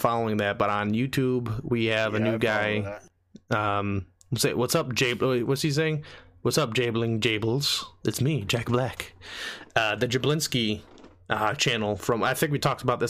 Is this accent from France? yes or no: yes; France; moved away; I grew up in France for 8 years